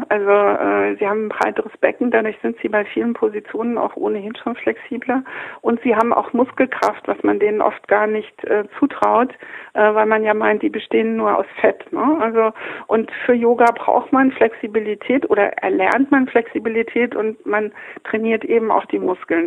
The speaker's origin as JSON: {"language": "German", "town": "Kassel", "region": "Hesse", "country": "Germany", "tie": "born or raised there", "also_born_or_lived": "Munich", "moved": "yes", "said": "Ich habe 30 Jahre in München gelebt, komme aber aus Kassel, bin in Kassel geboren"}